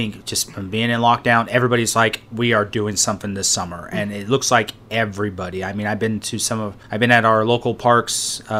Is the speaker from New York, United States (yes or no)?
no; Burbank, California, United States; I mean, Burbank is, I grew up here. I was born and raised.